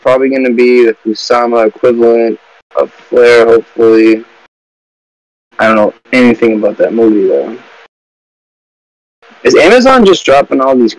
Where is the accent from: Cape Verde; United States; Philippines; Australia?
United States; I'm an American.